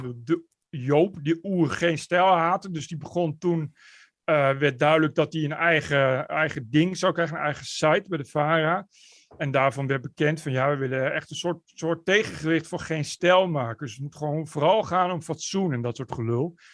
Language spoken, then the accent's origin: Dutch; Netherlands; moved away as an adult; also born or lived in Amsterdam; als Nederlander